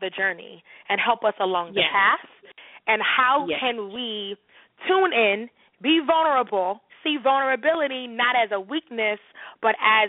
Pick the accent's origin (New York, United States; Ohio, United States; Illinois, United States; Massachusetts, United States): New York, United States; New York City; growing up in New York City